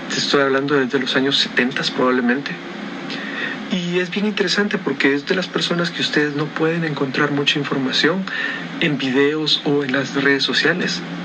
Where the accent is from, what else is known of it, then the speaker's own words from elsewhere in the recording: Guatemala; estoy en Guatemala, Centroamérica